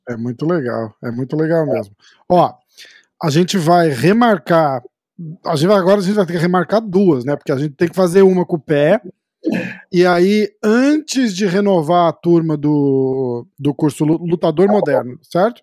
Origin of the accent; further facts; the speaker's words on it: Brazil; eu sou brasileiro